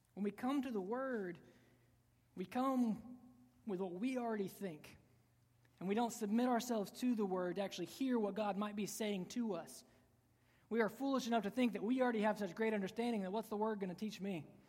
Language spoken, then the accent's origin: English; United States; we, as American Christians